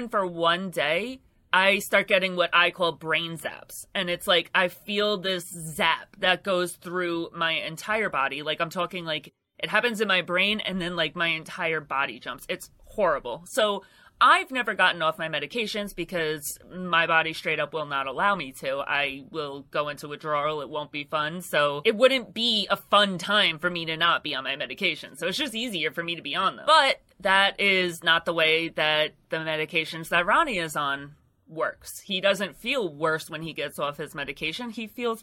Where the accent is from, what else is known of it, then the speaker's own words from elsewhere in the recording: United States; I'm an American.